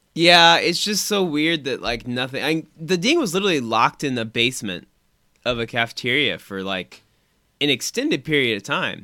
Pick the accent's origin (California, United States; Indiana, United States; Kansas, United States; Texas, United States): Indiana, United States; we're from Indiana